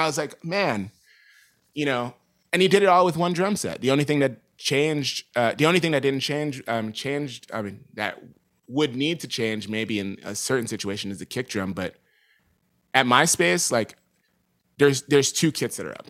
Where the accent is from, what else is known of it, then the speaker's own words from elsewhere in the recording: New York City, New York, United States; moved away as an adult; now in Los Angeles, United States; growing up in New York and playing around in New York